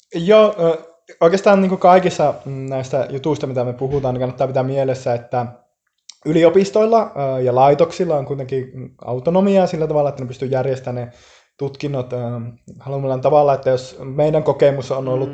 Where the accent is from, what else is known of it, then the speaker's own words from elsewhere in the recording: Finland; moved away as an adult; now in Bristol, United Kingdom; mä kävin Suomessa aikanaan IP-lukion